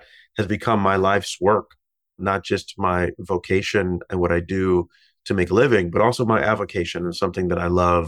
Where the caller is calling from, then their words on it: New York, United States; I'm in my office in New York.